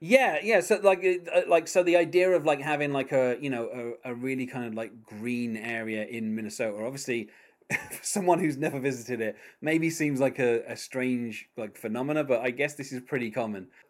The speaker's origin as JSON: {"language": "English", "country": "United Kingdom", "accent": "British"}